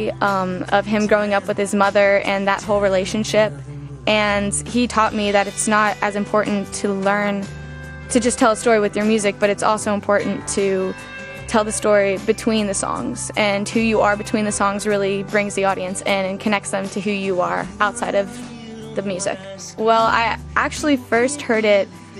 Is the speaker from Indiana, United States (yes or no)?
no; Atlanta, Georgia, United States; I'm from Atlanta, Georgia